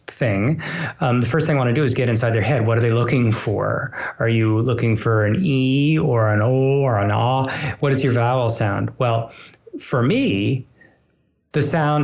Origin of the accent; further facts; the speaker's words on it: Massachusetts, United States; I grew up in Massachusetts, where the Boston Symphony is